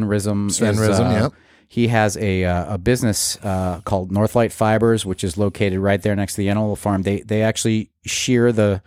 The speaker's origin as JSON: {"language": "English", "region": "Massachusetts", "country": "United States", "tie": "born or raised there", "said": "I grew up in Massachusetts."}